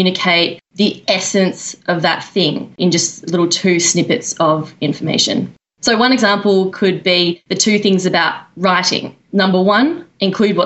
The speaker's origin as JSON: {"language": "English", "country": "Australia", "moved": "as an adult", "lives_now": "New York, United States", "said": "I'm from Australia."}